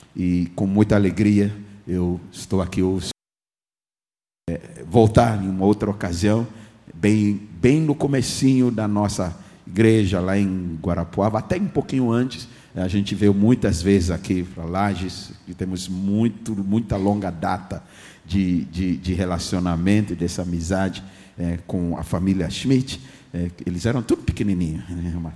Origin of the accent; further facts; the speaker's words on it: Ghana; first language English; Portuguese is a second language; moved away; nasci no país de Gana, na África